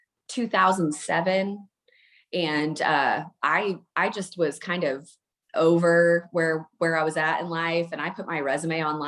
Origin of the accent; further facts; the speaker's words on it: Eastern New Mexico, United States; also born or lived in Amarillo, Texas / Arizona; now in West Texas, United States; I was born in Amarillo, but I only lived there until I was about 4 years old. And then we moved to Eastern New Mexico